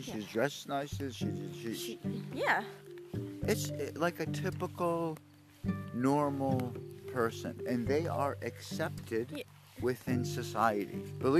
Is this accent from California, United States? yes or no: no; Haledon, New Jersey, United States; also born or lived in Wayne, New Jersey; And I grew up in Haledon when it was predominantly white.